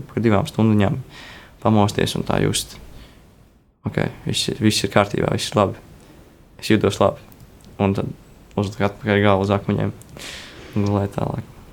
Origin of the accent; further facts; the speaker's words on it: Latvia; mēs esam no Latvijas